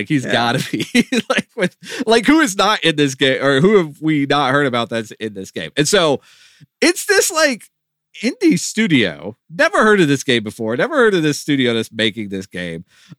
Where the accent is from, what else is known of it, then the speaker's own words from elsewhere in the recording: Texas, United States; we grew up in Texas. It was required viewing.